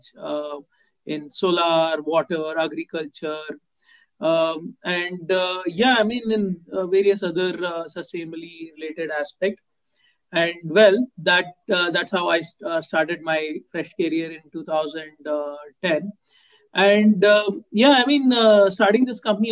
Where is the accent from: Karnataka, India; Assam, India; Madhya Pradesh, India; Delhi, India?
Karnataka, India; Bangalore; I grew up in Bangalore. I did most of my education here.